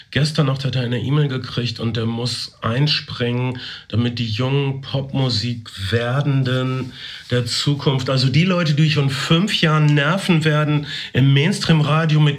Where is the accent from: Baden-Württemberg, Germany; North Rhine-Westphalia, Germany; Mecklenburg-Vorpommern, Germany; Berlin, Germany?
North Rhine-Westphalia, Germany